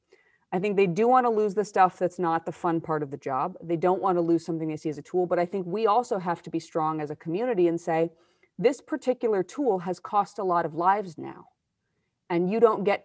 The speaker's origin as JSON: {"language": "English", "region": "Iowa", "country": "United States", "tie": "born or raised there", "said": "I grew up white in Iowa"}